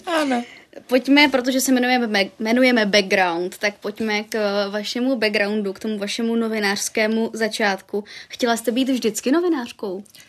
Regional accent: Brno, South Moravian Region, Czechia; já jsem taky z Brna

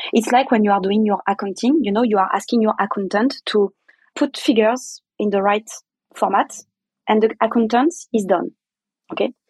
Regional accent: France; English is a second language; I'm French, kind of arrogant

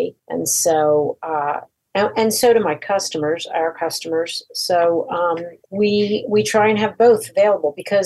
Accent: Ventnor City, New Jersey, United States; moved away as an adult; also born or lived in New York; I'm from Ventnor. I got pregnant with my daughter, Hannah, and moved back to Ventnor

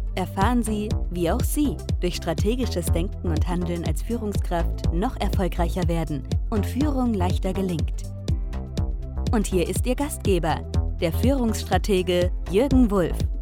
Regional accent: Hesse, Germany; moved away; ich komme aus Hessen ursprünglich

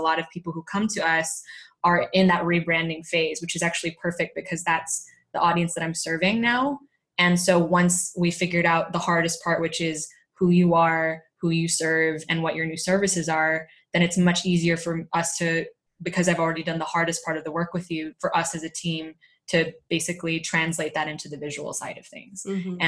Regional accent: California, United States; moved away as an adult; now in Spain; I was growing up in California

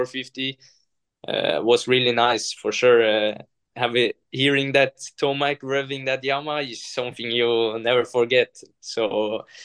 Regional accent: Norway; moved away; coming from Norway, even though it's Europe

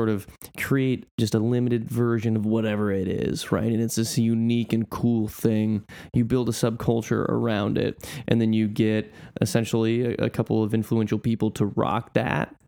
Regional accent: Western Nebraska, United States; growing up in Western Nebraska

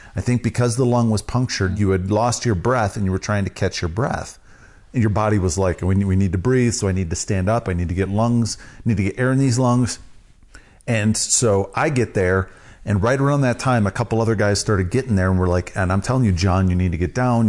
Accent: Wisconsin, United States; I'm from Wisconsin

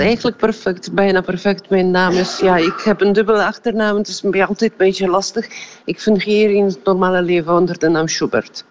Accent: Poland

